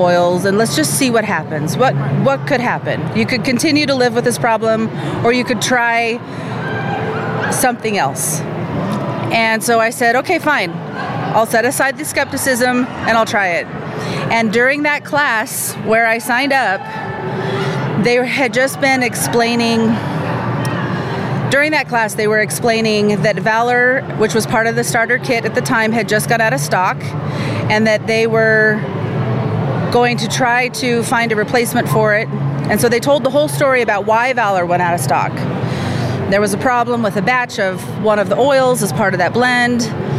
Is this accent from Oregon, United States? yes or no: yes; Salem, Oregon, United States; I'm from Salem, Oregon.